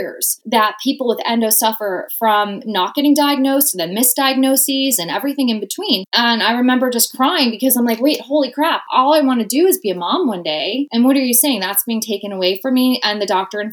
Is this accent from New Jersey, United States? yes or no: yes; New Jersey, United States; my home state of New Jersey